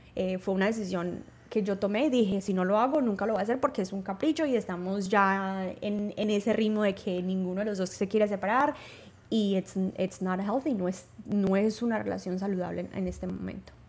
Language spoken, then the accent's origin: Spanish; Paisa, Antioquia, Colombia; Primero que yo también soy paisa, no tan paisa, pero también soy paisa